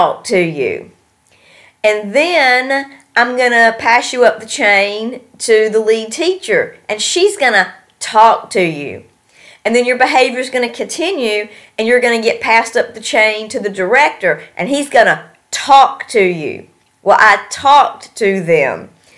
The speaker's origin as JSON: {"language": "English", "region": "North Carolina", "country": "United States", "moved": "yes", "said": "I'm from North Carolina"}